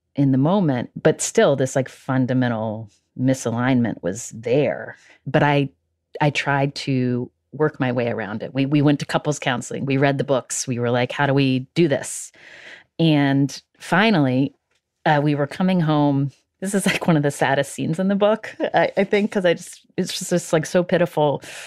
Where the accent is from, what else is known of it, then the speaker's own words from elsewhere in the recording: West Virginia, United States; I'm from West Virginia